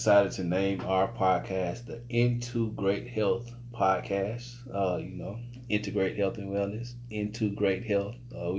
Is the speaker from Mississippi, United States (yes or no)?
yes; Jackson, Mississippi, United States; moved away as an adult; also born or lived in Philadelphia; now in Mooresville, United States